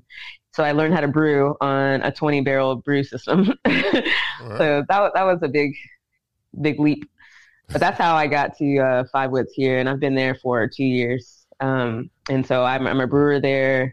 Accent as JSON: {"language": "English", "town": "Dickson", "region": "Tennessee", "country": "United States", "also_born_or_lived": "Savannah, Georgia", "moved": "yes", "said": "I'm from Tennessee. I'm from Dixon, Tennessee"}